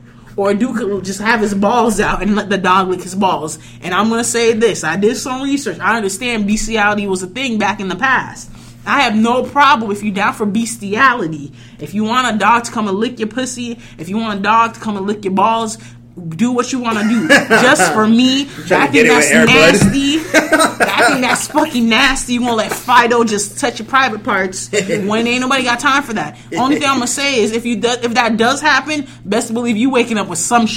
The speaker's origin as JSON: {"language": "English", "area": "Rockland County", "region": "New York", "country": "United States", "said": "I am from Rockland County"}